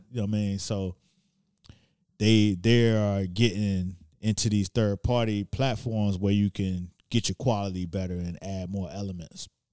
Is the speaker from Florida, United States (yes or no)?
yes; Miami, Florida, United States; now in New York, United States; I'm from Miami